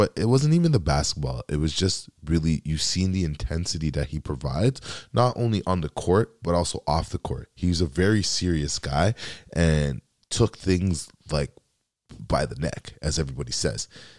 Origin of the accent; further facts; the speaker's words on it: Canada; And as a Canadian that has a background from Dominica, it's very important to me